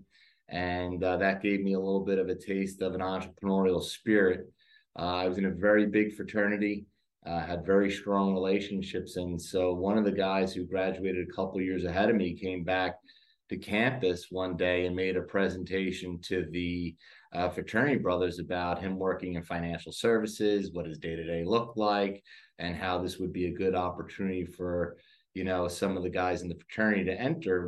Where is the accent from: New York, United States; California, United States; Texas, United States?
New York, United States; New York City; moved away as an adult; now in Charlotte, United States; I grew up in Staten Island, New York.